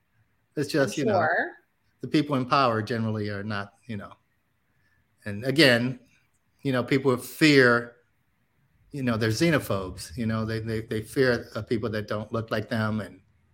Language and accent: English; Nebraska, United States; I grew up in Nebraska